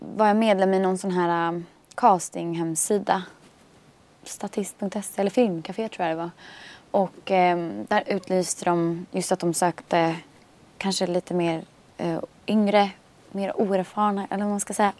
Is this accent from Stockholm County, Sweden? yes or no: yes; Stockholm, Stockholm County, Sweden; also born or lived in Bromma; där jag växte upp vid Torsplan